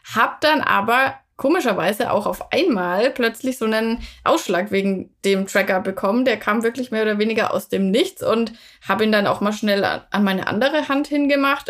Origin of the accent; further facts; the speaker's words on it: Würzburg, Bavaria, Germany; da, wo ich herkomme, also Würzburg, Franken